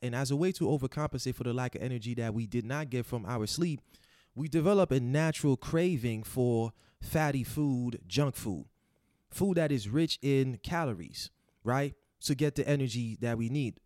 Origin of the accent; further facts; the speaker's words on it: Haiti; moved away; growing up in Haiti in the 90s, you know, we didn't have power 24-7.